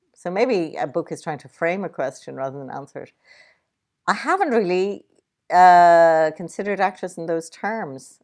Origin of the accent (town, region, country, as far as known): Ireland